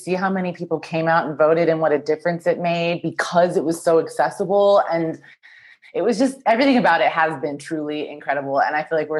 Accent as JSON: {"language": "English", "region": "Kansas", "country": "United States", "also_born_or_lived": "Chicago / New York", "moved": "yes", "lives_now": "Los Angeles, United States", "said": "I'm originally from Kansas, actually. And so I lived in Kansas for a long time, Chicago, New York, now LA. So now I'm in LA."}